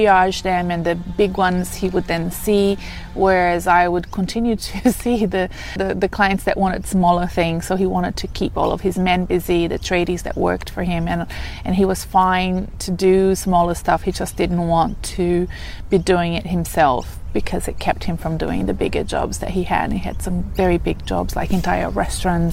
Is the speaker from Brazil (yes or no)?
yes; Brazil; moved away as an adult; now in Australia; in Brazil, my home country